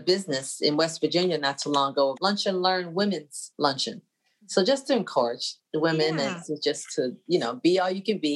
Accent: Bermuda; moved away; My hometown, Bermuda

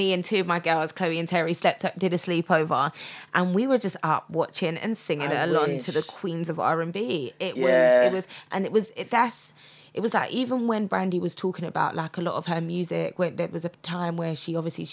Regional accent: Croydon, London, United Kingdom; I'm from Croydon

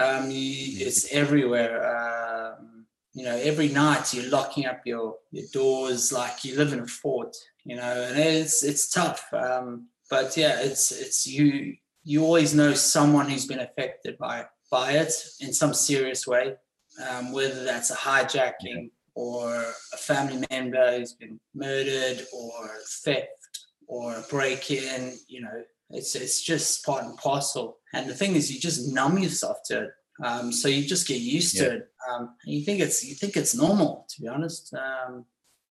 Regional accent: Johannesburg, Gauteng, South Africa; moved away; I was born in Johannesburg

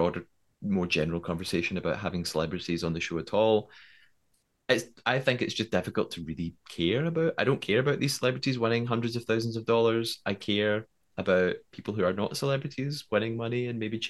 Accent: United Kingdom; I'm too British

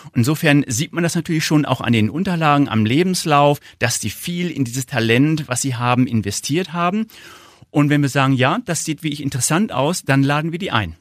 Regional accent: Northern Germany, Germany; accent: northern; Sie hören wahrscheinlich an meinem Akzent, ich komme aus dem Norden

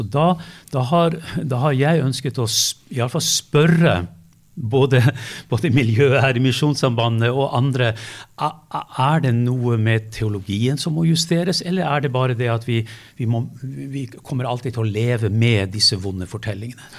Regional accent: Lofoten, Nordland, Norway; jeg er fra Lofoten

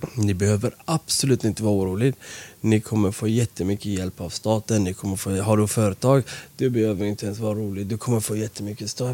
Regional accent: Iran; now in Sweden; vi är från Iran

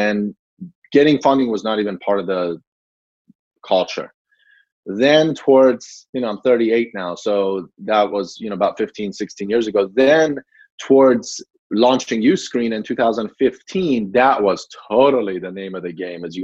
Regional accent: Gaithersburg, Maryland, United States; also born or lived in Iran; I grew up in Gaithersburg, Maryland, not too far from DC

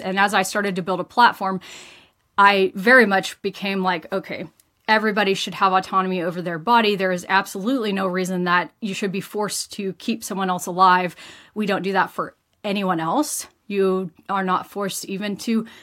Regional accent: rural West Texas, United States; moved away as an adult; now in Invercargill, New Zealand; originally, I am from Texas in the US, and I grew up in a small town, about 14,000 people in kind of rural West Texas

